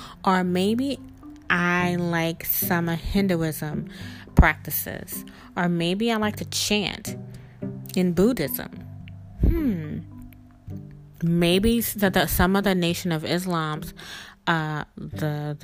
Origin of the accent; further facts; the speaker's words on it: South Mississippi, United States; I was brought up as a Christian in South Mississippi